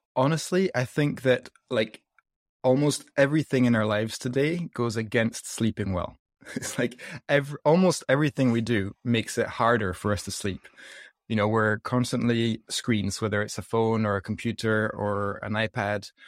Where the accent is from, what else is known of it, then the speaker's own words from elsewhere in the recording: south of France, France; accent: mixed up accent; moved away; also born or lived in Scotland / United States; I grew up in the south of France, like, always surrounded by fresh, healthy food